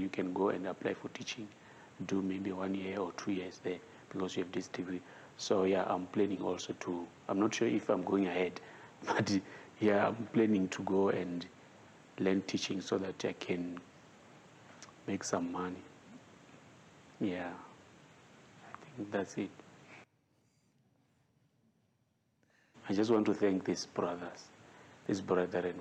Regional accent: Venda, Limpopo, South Africa; English is a second language; I'm from Venda.

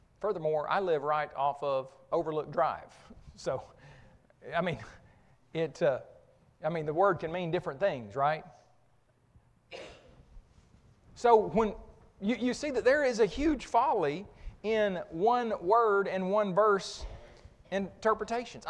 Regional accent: Oklahoma, United States; I grew up in Oklahoma

